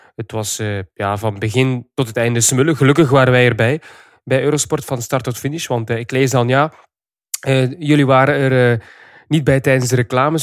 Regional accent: Flanders, Belgium; wij Vlamingen

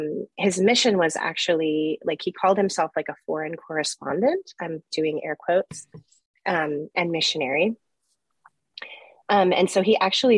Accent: Jerusalem, Jerusalem District, Israel; born there; So I was born in 1980 in Jerusalem, Israel.

